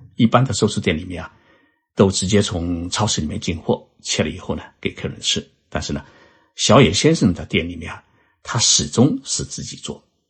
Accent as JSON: {"language": "Chinese", "country": "China", "moved": "yes", "lives_now": "Japan", "said": "我们中华人民共和国"}